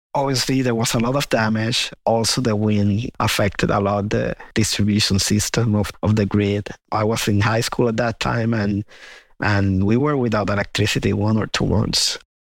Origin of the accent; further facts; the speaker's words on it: Puerto Rico; I grew up in Puerto Rico. I was born there.